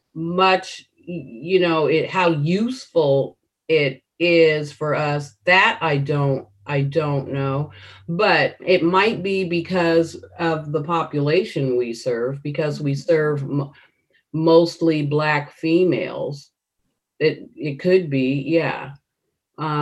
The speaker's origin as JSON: {"language": "English", "country": "United States", "said": "I'm African American, And I have that history of slavery here in America throughout my family."}